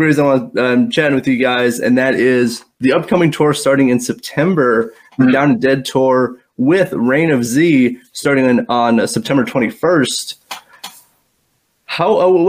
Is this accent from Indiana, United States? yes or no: yes; South Bend, Indiana, United States; You guys are coming right to my hometown of South Bend